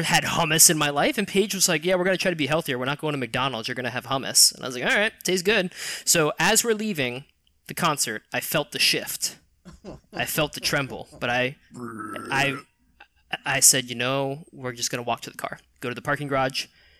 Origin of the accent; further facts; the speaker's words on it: England, United Kingdom; I'm from England proper.